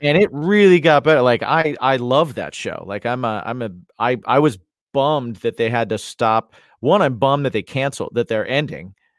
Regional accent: Indiana, United States; I'm from Indiana

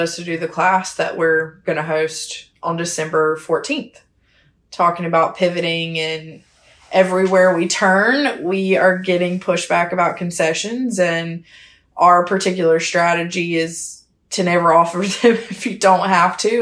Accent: Hemingway, South Carolina, United States; I'm from a small hometown called Hemingway, South Carolina

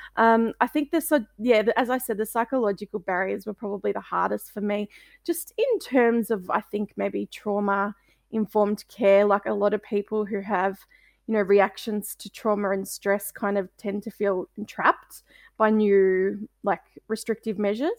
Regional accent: Melbourne, Victoria, Australia; I'm from Melbourne, um, in Australia

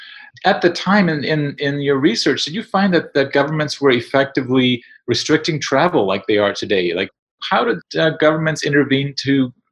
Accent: Winnipeg, Manitoba, Canada; I'm from Winnipeg

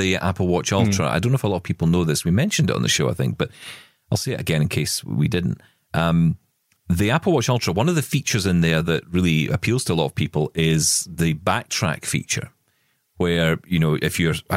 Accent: Scotland, United Kingdom; I'm Scottish

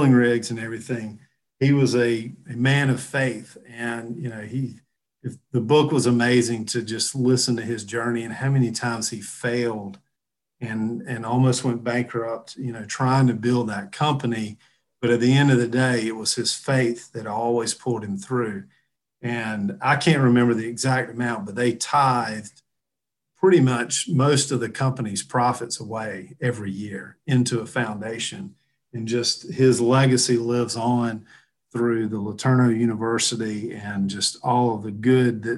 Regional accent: the South, United States; I'm from the South, you know, we're big in the shagging and the oldies down here.

